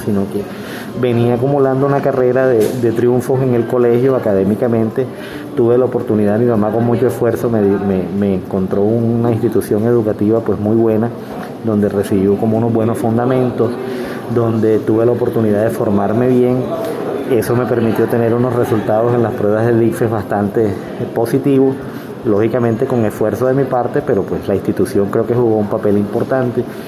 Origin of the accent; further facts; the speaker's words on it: Barranquilla, Atlántico, Colombia; moved away as an adult; also born or lived in Bogotá; now in Sincelejo, Colombia; soy bogotano, nacido en Bogotá, viví solo tres años allá, educado en Barranquilla, lasallista y vivo en Cincelejo desde el año 91